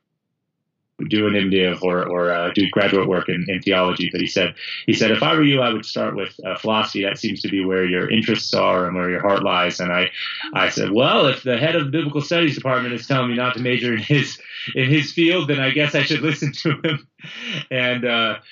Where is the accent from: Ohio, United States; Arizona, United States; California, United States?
California, United States; I went through a public school system growing up in California